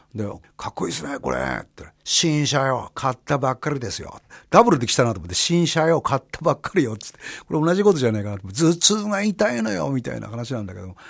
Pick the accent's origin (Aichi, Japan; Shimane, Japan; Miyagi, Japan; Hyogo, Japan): Miyagi, Japan; Kurihara; moved away as an adult; also born or lived in Ichinoseki, Iwate / Sendai, Miyagi; now in Tokyo, Japan; 俺はあの宮城県の栗原市っていうとこから学校岩手県の一関市っていうとこに行って、まあ、そこ大学になって仙台行って